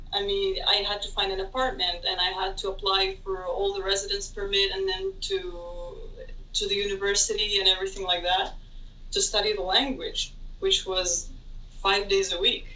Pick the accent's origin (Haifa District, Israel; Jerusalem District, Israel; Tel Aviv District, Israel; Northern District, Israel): Tel Aviv District, Israel; Tel Aviv; moved away as an adult; now in Athens, Greece; I'm originally from Tel Aviv, we can say. Uh, I moved here to Athens when I was 24 years old